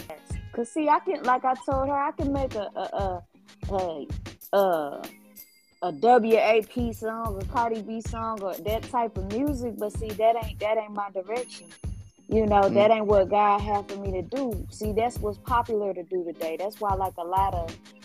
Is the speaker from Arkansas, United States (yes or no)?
yes; Jacksonville, Arkansas, United States; also born or lived in Little Rock, Arkansas; I was raised most of my life in Jacksonville, Arkansas